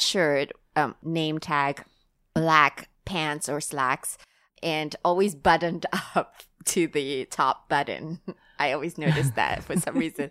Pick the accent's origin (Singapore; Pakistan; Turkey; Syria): Singapore; now in Hong Kong; I'm from Singapore.